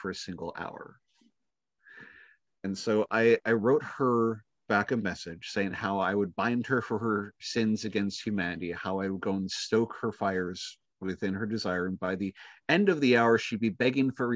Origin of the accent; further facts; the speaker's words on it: Minnesota, United States; born and raised in Minnesota